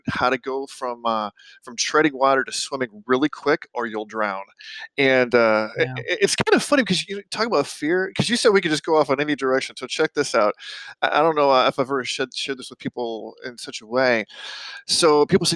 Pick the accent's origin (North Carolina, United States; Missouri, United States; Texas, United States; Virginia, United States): Missouri, United States; St. Louis; moved away as an adult; I was actually born and raised in St. Louis, and lived there for 35 years